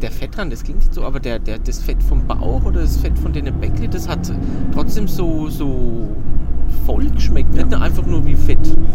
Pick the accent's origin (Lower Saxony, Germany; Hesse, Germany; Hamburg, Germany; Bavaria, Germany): Bavaria, Germany; Also ich bin Franke